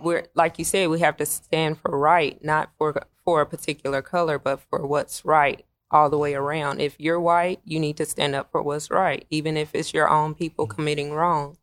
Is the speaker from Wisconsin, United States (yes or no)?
yes; Wisconsin, United States; now in Tennessee, United States; I was born in Wisconsin, so I, I'm from up north